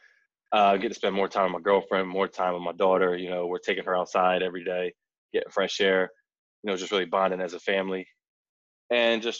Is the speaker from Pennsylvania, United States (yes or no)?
no; Blackwood, New Jersey, United States; also born or lived in Philadelphia; I was born and raised in Jersey